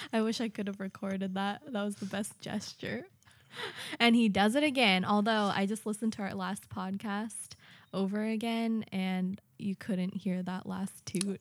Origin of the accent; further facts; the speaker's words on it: United States; now in Japan; I'm American